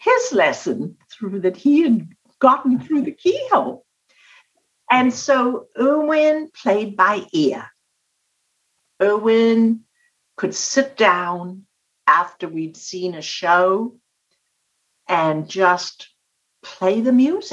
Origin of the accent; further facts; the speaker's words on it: South Africa; I was born and raised in South Africa